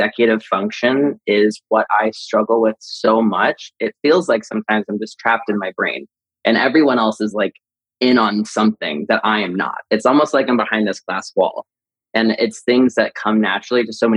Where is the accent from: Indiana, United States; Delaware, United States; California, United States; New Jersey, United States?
Indiana, United States; Marion; now in Los Angeles, United States; we grew up in Indiana